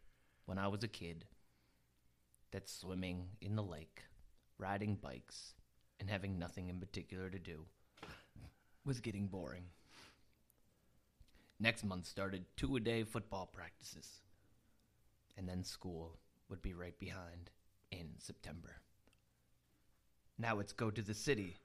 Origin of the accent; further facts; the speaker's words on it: Bradenton, Florida, United States; moved away; Bradenton, Florida. My hometown